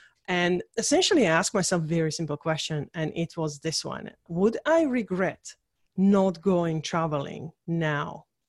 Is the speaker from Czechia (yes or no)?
yes; Czechia; English is a second language; So I was born in Czechoslovakia. So during the communist time, so I'm literally a communist kid.